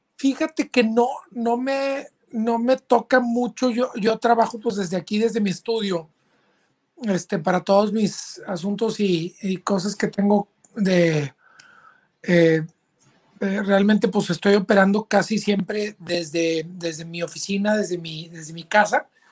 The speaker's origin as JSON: {"language": "Spanish", "town": "Monterrey", "region": "Nuevo León", "country": "Mexico", "tie": "born or raised there", "moved": "as an adult", "lives_now": "Austin, United States", "said": "yo soy originario de Monterrey, Nuevo León"}